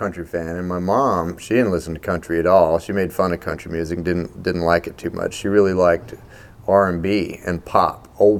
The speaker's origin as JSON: {"language": "English", "town": "Baton Rouge", "region": "Louisiana", "country": "United States", "tie": "born or raised there", "also_born_or_lived": "Nashville", "moved": "yes", "said": "I was born right here in Baton Rouge at Women's Hospital, like everybody else."}